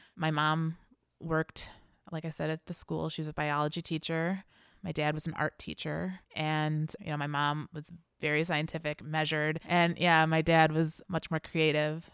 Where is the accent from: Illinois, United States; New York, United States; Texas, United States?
Illinois, United States; Chicago; I was born here